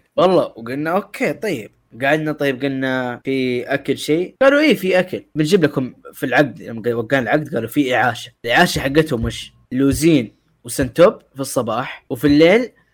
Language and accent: Arabic; Mecca, Makkah Province, Saudi Arabia; انا من شرق مكه